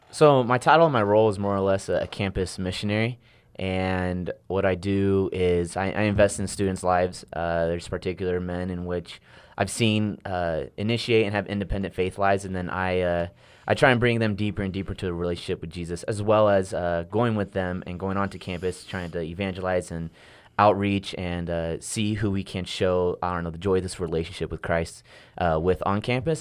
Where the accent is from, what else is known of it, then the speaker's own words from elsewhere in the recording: Riverside, California, United States; moved away as an adult; now in Stillwater, United States; I come from Southern California, a place called Riverside